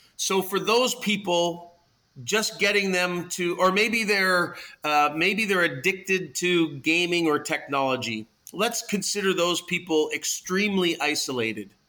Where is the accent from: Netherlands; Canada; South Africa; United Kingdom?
Canada; Toronto, Ontario; I am uh, born and bred in Toronto